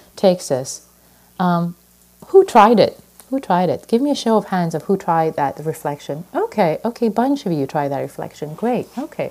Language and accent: English; Iran; now in United States; I was born in Iran, and when I came to this country years and years ago